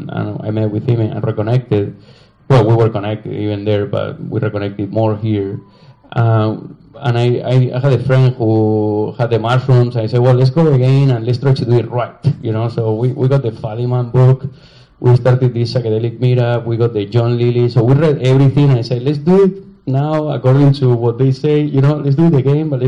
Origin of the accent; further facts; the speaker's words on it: Spain; English is a second language; moved away as an adult; also born or lived in Chicago / New York; I'm from Spain